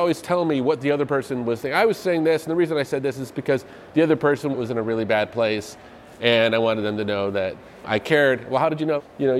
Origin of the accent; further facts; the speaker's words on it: Evanston, Illinois, United States; I grew up right outside of Chicago.